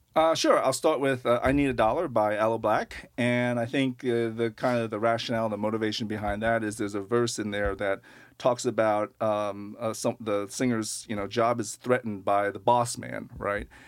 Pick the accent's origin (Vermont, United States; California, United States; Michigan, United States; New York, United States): New York, United States; Long Island; moved away as an adult; also born or lived in Manhattan / Brooklyn; now in Portland, United States; I grew up on Long Island, and then, um, pretty much spent my adult life, uh, lots in Manhattan and Brooklyn